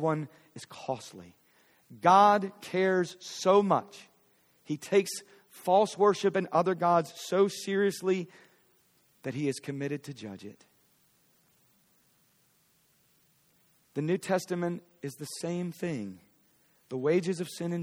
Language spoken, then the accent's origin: English; Philadelphia, Pennsylvania, United States; now in Fort Worth, United States; I'm from Philly.